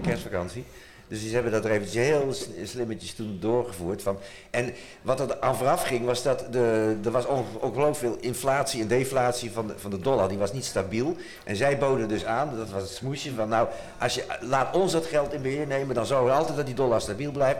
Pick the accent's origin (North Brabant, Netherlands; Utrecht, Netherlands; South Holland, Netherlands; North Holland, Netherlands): Utrecht, Netherlands; ik kom uit Utrecht